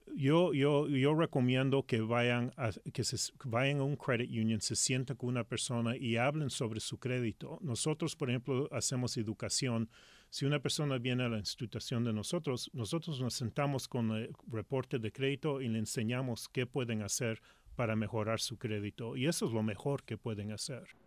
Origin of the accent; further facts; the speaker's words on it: Los Angeles, California, United States; first language Spanish; moved away as an adult; also born or lived in Lima, Peru; now in Seattle, United States; yo soy de Los Ángeles